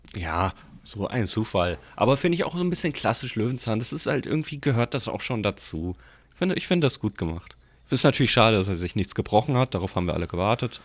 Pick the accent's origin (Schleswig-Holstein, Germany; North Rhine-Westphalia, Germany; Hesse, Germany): Hesse, Germany; Giessen; Ich komme ja gebürtig aus Gießen